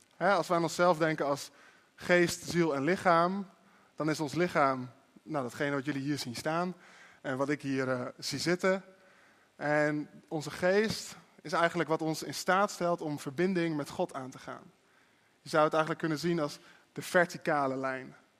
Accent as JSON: {"language": "Dutch", "country": "Netherlands", "said": "als Nederlanders"}